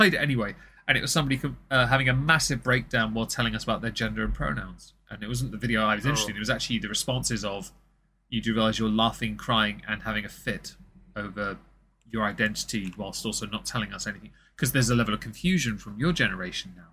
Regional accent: England, United Kingdom; I'm obviously English

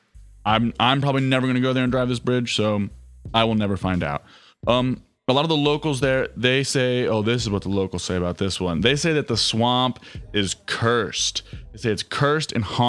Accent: Ohio, United States; growing up in Ohio

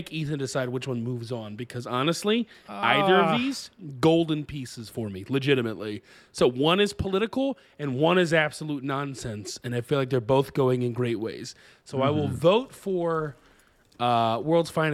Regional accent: United States; I'm American

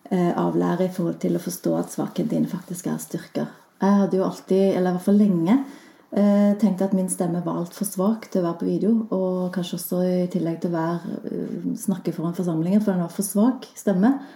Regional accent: Klepp, Rogaland, Norway; Jeg har jo nesten ikke dialekt, så, jeg kommer jo fra Rogaland og tenkte lenge at jeg eh, kommer fra Klepp, som har kanskje enda mer spesiell dialekt.

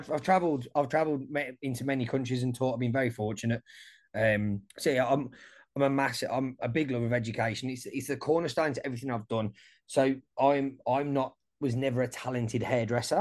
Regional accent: Wolverhampton, West Midlands, United Kingdom; moved away as an adult; now in Australia; I'm from Wolverhampton, and we've got like a really multicultural diverse community. Like, I grew up, most of my mates were either black, Indian, Pakistani.

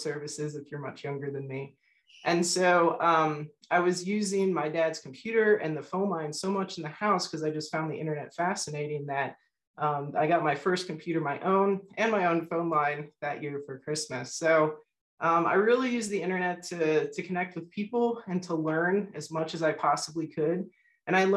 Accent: South Florida, United States; I grew up in South Florida

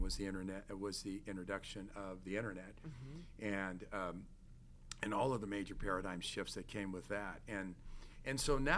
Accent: Torrance, California, United States; also born or lived in New York; I was raised in Torrance, California

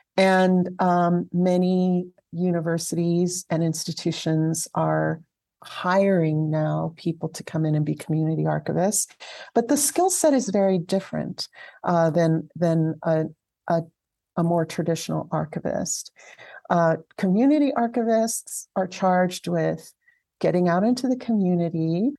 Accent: Alhambra, California, United States; moved away as an adult; also born or lived in Santa Fe, New Mexico; I grew up in Southern California in a town called Alhambra

